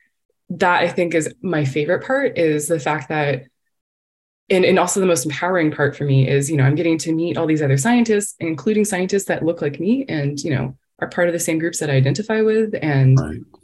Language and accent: English; Texas, United States; moved away as an adult; I come from Texas